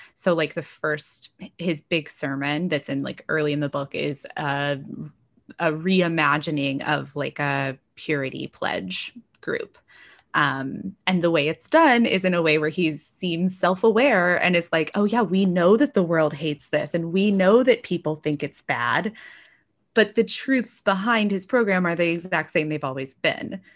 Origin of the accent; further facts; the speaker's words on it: North Texas, United States; now in Washington, DC, United States; I grew up in North Texas, very evangelical